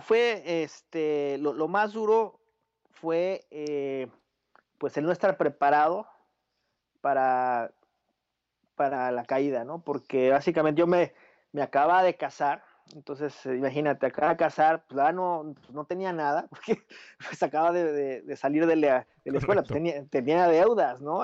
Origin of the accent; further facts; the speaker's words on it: Mexico City, Mexico; first language Spanish; moved away as an adult; yo soy mexicano, nací en la Ciudad de México, eh, crecí allá